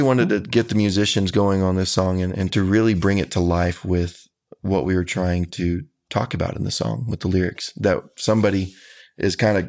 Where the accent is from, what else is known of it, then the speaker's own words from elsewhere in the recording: San Antonio, Texas, United States; I grew up in the San Antonio area.